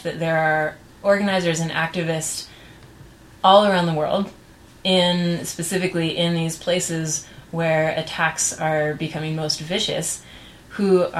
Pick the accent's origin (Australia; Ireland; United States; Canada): United States